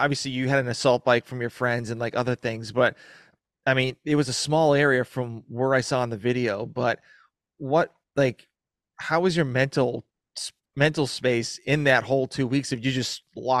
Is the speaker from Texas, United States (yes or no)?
no; Massachusetts, United States; I'm from Massachusetts, which is like right below Vermont